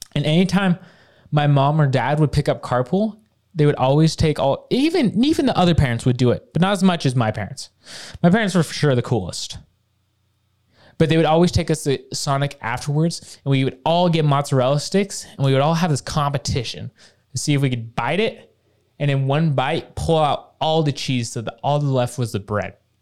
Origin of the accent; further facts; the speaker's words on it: Bountiful, Utah, United States; from growing up in Bountiful